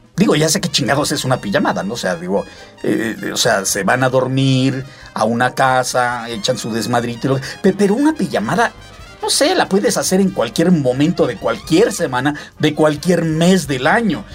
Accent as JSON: {"language": "Spanish", "country": "Mexico", "said": "mis tradiciones muy mexicanas"}